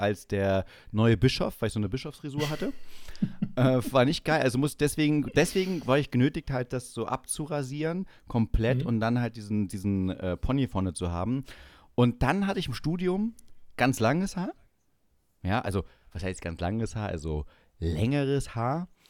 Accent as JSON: {"language": "German", "town": "Schönebeck", "region": "Saxony-Anhalt", "country": "Germany", "said": "bei uns in Schönebeck"}